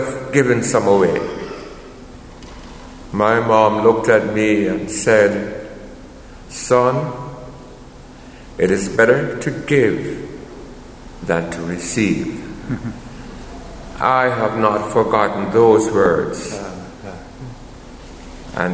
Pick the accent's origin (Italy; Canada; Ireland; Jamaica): Jamaica; moved away; Growing up in Jamaica, my parents had land